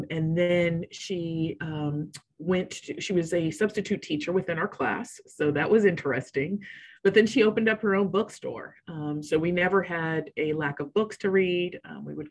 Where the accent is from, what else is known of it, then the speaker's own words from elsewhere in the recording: Riverside, California, United States; moved away as an adult; also born or lived in Boston; I grew up in sunny Riverside, California. So it's in Southern California